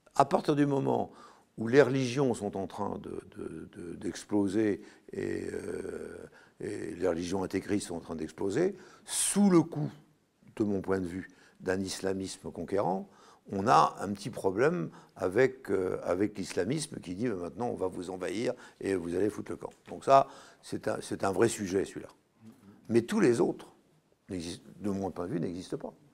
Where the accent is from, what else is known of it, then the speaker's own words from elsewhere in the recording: Brittany, France; je suis breton. Ma maison, est dans, ma maison où je suis né, où ma mère est morte à 99 ans, c'est du granit